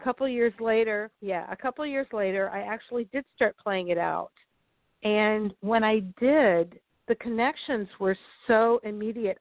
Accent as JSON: {"language": "English", "region": "Florida", "country": "United States", "tie": "born or raised there", "said": "the place I grew up here in Florida"}